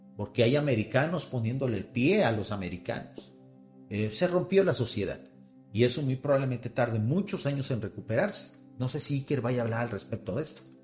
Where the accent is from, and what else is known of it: Mexico